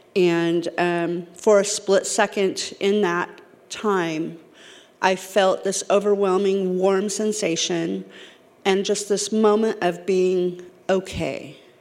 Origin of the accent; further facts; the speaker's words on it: California, United States; moved away; I'm from California.